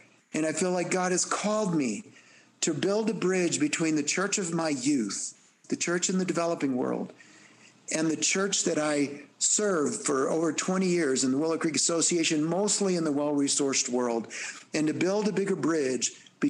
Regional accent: El Salvador; born there; I mean, you all know I'm Hispanic, and that … I was born in El Salvador

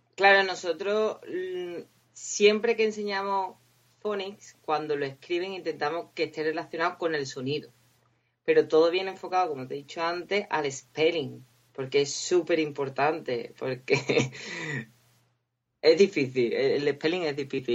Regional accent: Cádiz, Andalusia, Spain; moved away as an adult; also born or lived in Huelva; now in Windsor, United Kingdom; soy de Cádiz y estudié en la Universidad de Huelva y hace como cinco años me vine a vivir a Inglaterra

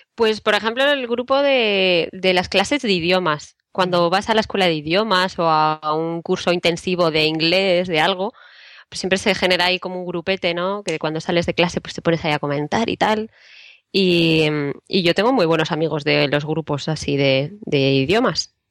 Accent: Spain; also born or lived in Madrid; los españoles también vamos a clases de idiomas

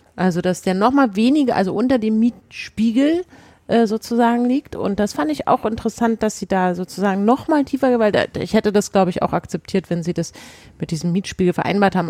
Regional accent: Berlin, Germany; wir als Berliner

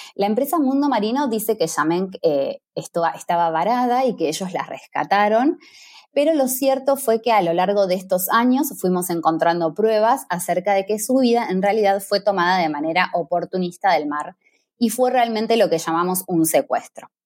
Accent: Argentina

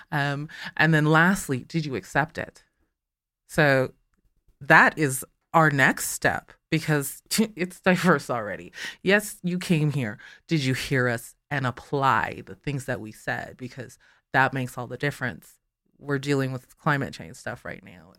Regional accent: Calgary, Alberta, Canada; first language English; I'm born in Calgary

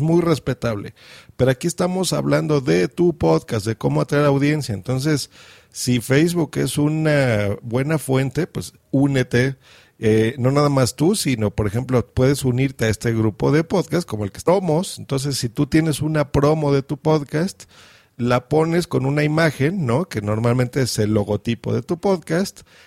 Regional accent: Mexico; accent: Mexican; yo estoy en México, se nota por mi acento

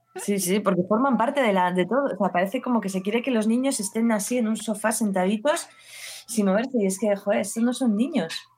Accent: Basque Country, Spain; now in Barcelona, Spain; yo soy del País Vasco

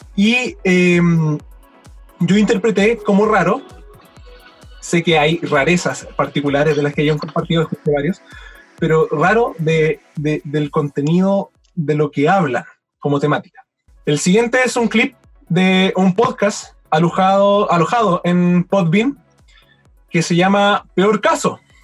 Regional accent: Chile; now in Valdivia, Chile; yo, siendo chileno

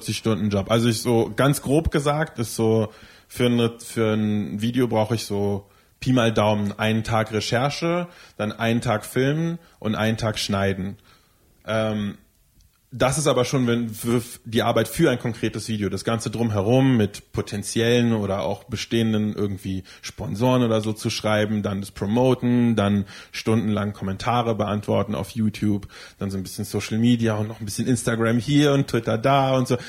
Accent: Berlin, Germany; ich bin zwar nicht in Berlin geboren, aber ich bin definitiv in Berlin aufgewachsen, seit ich schon ganz, ganz klein bin.

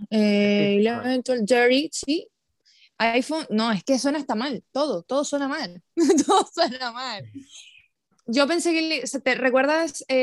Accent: Venezuela

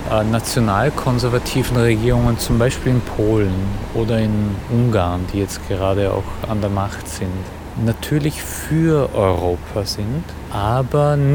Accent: Austria; now in Budapest, Hungary; Ich bin Österreicher und ich lebe jetzt in Budapest schon seit fast 20 Jahren.

